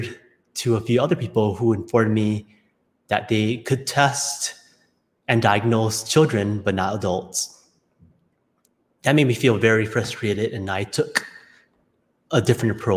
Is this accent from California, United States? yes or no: no; Honolulu, Hawaii, United States; I was born in Honolulu, Hawaii, into a traditional Asian family